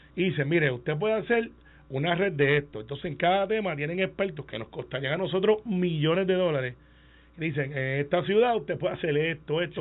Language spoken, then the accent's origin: Spanish; Puerto Rico; yo como puertorriqueños soy el único